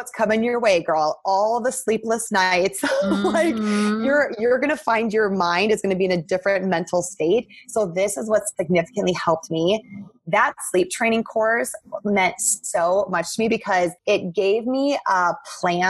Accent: South Dakota, United States; also born or lived in Atlanta / New York City; I grew up in South Dakota

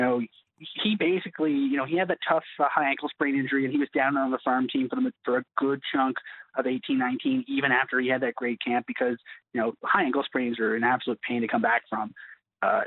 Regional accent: Canada; we're Canadian citizens and we were born here

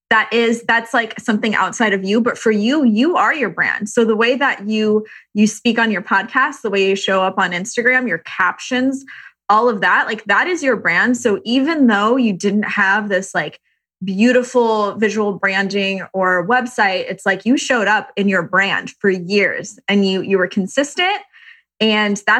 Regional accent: Irvine, California, United States; now in Venice, United States; Uh, Irvine.

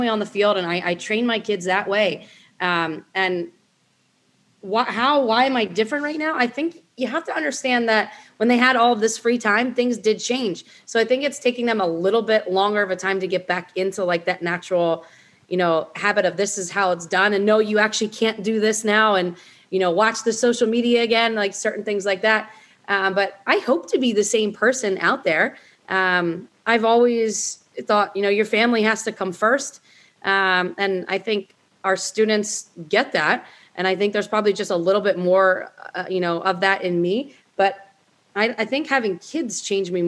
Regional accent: Linwood, New Jersey, United States; where I was from Linwood, New Jersey.

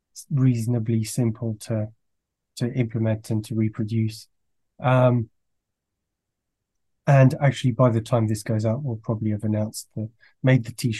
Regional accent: France; also born or lived in Belgium; I grew up in France and Belgium, so that has a strong comic culture.

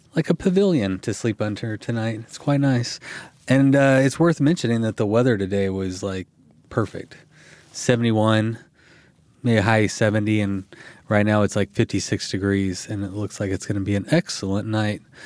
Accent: Texas, United States; as a Canadian and a Texan

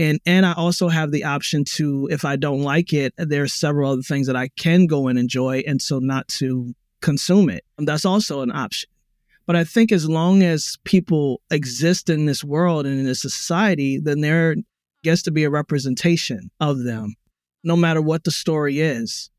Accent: Baltimore, Maryland, United States; Black American, I was born in Baltimore

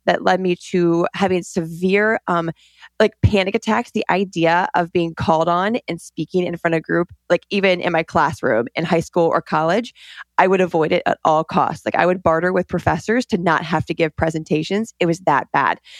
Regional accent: Colorado, United States; I grew up in Colorado in the mountains, middle of nowhere

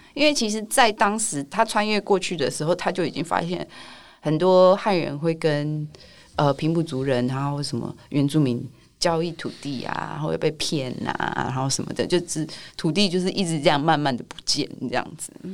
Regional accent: Taipei, Taiwan; 因为我一直都是在台北长大

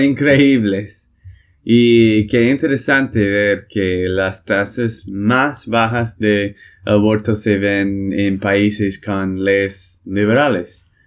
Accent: Texas, United States; de Texas, Estados Unidos

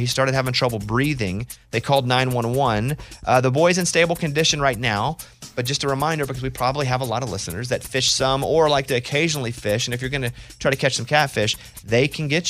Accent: Arkansas, United States; Growing up in Arkansas, you do a lot of things to survive, and there's a lot of ways.

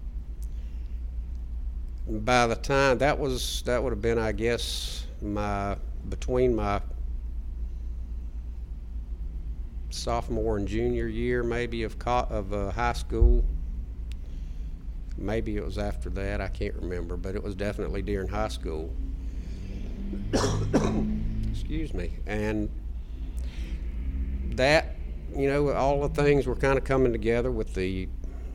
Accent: Wadesboro, North Carolina, United States; I was raised in Wadesboro in Anson County

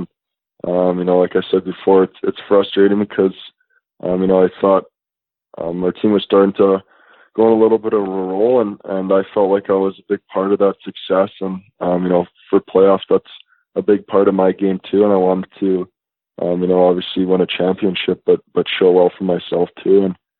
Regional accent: St. Louis, Missouri, United States; No, I was born in St. Louis. So I lived in St. Louis with him there.

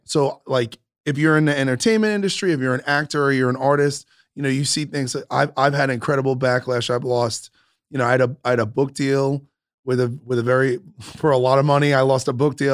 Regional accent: New York, United States; moved away as an adult; also born or lived in San Francisco / Las Vegas / Los Angeles; now in Huntington Beach, United States; I grew up in New York, but I've been touring for twenty years in this country

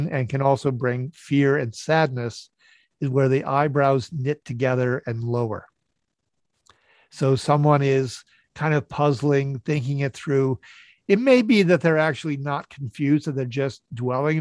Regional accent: Northfield, Minnesota, United States; I grew up in Northfield, Minnesota, which has Carleton College and St. Olaf College

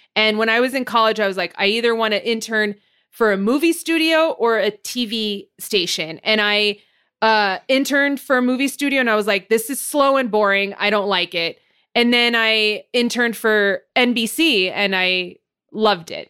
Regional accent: Montebello, California, United States; I'm from Montebello.

